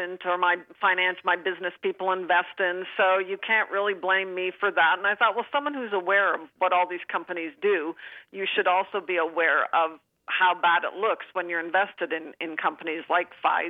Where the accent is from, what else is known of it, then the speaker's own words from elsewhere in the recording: Canada; I'm Canadian